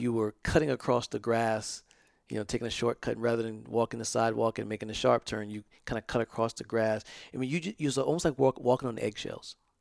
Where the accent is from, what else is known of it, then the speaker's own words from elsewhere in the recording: the South, United States; I grew up in the South